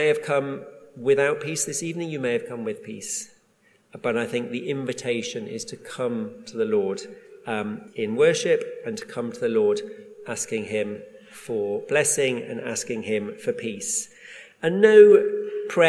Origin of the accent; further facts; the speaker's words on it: Durham, North East England, United Kingdom; I grew up in Durham, in the northeast